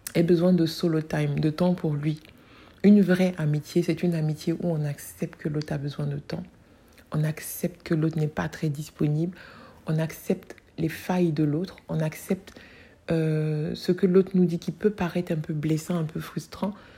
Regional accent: Côte d’Ivoire; chez moi en Côte d'Ivoire

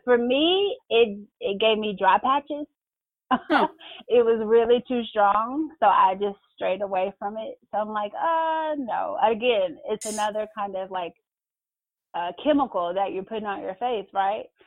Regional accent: Mississippi, United States; we grew up in Mississippi

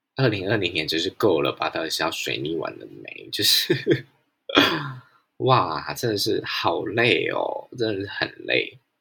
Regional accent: Pingtung County, Taiwan; 我必须要暂时留在我出生的地方屏东

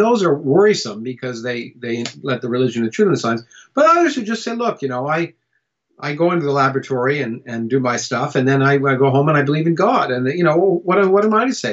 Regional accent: Canada; also born or lived in United States; I was born in the United States, but I grew up in Canada

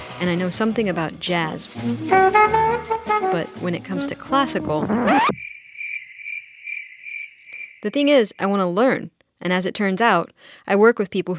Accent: Texas, United States; I'm from Texas

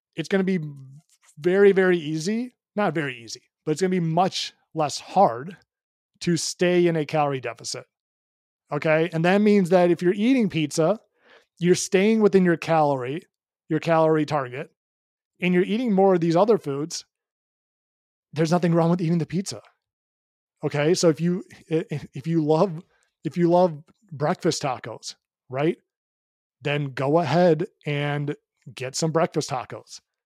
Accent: Chicago, Illinois, United States; moved away; I'm from Chicago originally

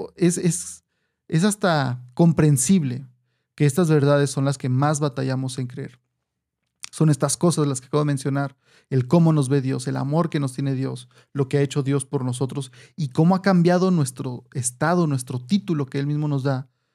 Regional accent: Mexico; nosotros aquí en México

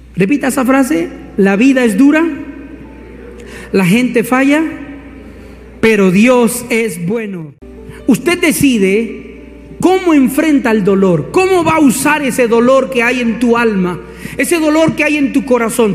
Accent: Colombia; como diríamos acá en Colombia

